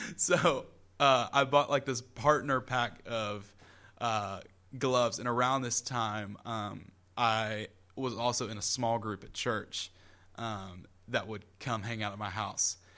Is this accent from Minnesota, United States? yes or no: no; Columbia, South Carolina, United States; I'm from Columbia